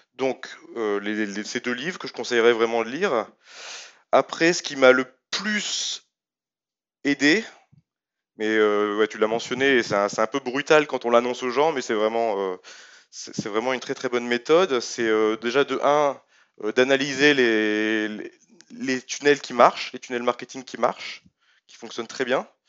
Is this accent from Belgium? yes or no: no; France; suis français